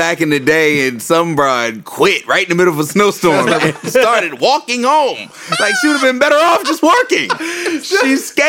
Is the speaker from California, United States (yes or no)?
no; Virginia, United States; moved away; See, I was from Virginia.